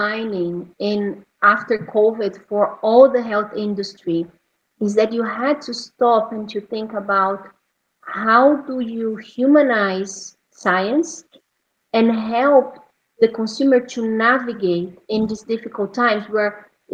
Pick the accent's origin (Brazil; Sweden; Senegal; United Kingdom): Brazil; moved away; my home country in Brazil